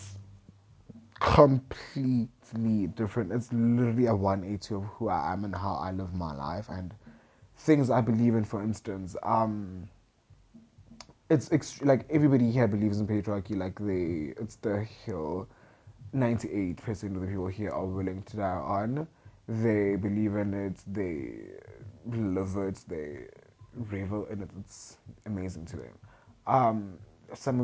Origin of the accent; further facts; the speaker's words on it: Centurion, Gauteng, South Africa; moved away as an adult; also born or lived in Pretoria; now in Limpopo, South Africa; I grew up in Centurion. I grew up in Gauteng all my life. I was born, bred there